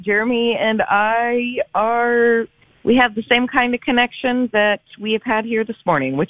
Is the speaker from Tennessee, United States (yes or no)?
no; Boston, Massachusetts, United States; I'm from Boston. It's important to me.